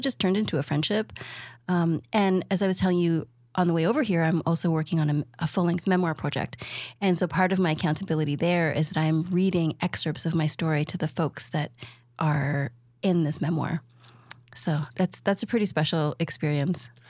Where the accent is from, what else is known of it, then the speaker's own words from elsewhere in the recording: Toronto, Ontario, Canada; I'm from Toronto.